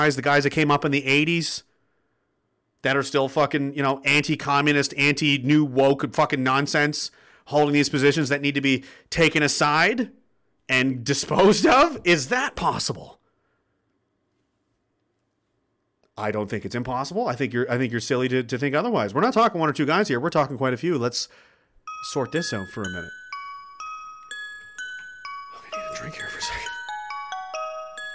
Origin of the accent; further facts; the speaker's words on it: Canada; As a Canadian man and fucking veteran